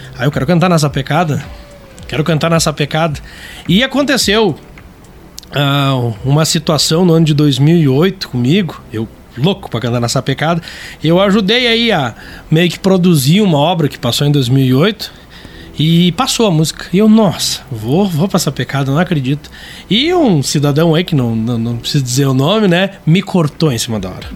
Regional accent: Lages, Santa Catarina, Brazil; also born or lived in Irani, Santa Catarina; Então a nossa família veio para Lages no ano de 94

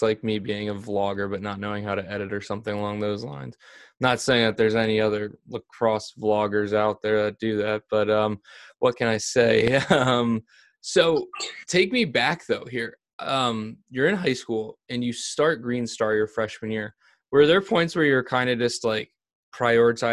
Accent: Vineland, New Jersey, United States; I grew up in Vineland, and this is a very, very rural

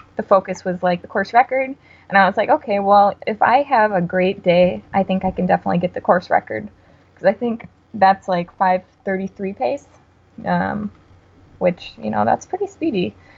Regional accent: Wisconsin, United States; I'm from Wisconsin.

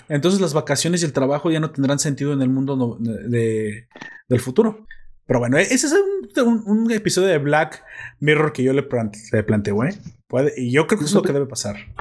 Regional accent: Mexico; como soy mexicano

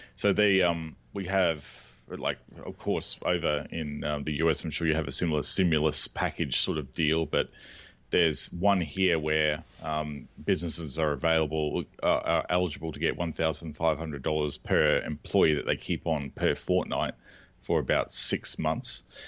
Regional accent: Australia; We call them bottle shops here, or botlows, 'cause we're Australian

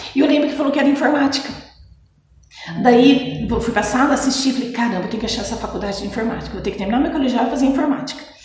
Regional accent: Mogi Mirim, São Paulo, Brazil; also born or lived in Pedreira / Jaguariúna; sou nascida em Mojimirim, sim. Uhum. Nasci dia 3 de outubro de 74, tenho 45 anos. Ah, nasci na Vila Bianchi, com apenas dois anos de idade, nós mudamos para o Santa Luzia

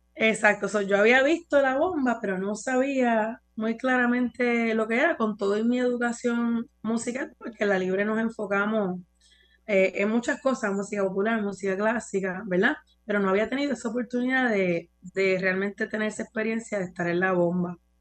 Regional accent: San Juan, Puerto Rico; moved away as an adult; also born or lived in New York, United States; natural de San Juan. Eh, aquí nací, aquí me crié

